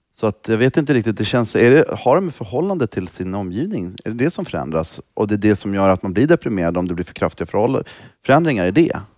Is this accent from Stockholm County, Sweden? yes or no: yes; Stockholm, Stockholm County, Sweden; also born or lived in Rinkeby / Stureby; Jag är ju uppvuxen i Tensta